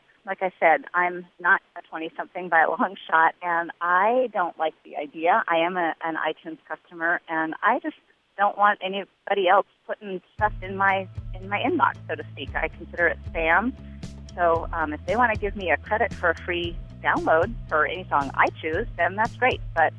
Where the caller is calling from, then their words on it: Skokie, Illinois, United States; I am calling from Skokie, Illinois. I'm 51 years old